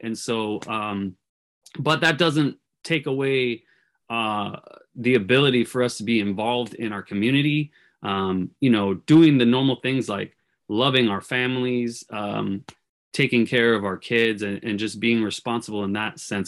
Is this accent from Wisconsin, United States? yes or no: no; California, United States; I grew up in California